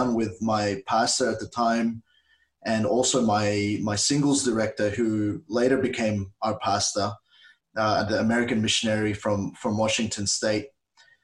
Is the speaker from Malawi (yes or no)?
no; Australia; also born or lived in Philippines; I was saved as a 7-year-old in the Philippines. That's where we're originally from. My parents took us here when I was 7 years old. That was 31 years ago. And so I'm very Australian in my mindset. I grew up here, love the country